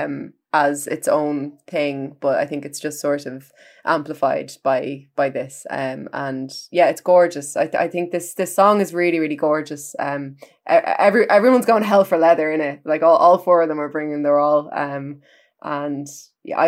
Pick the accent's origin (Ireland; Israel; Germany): Ireland; as an Irish music critic